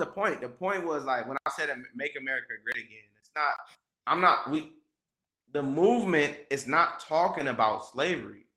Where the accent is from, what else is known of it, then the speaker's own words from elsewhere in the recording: Los Angeles, California, United States; me growing up in South Central and around a gang-infested area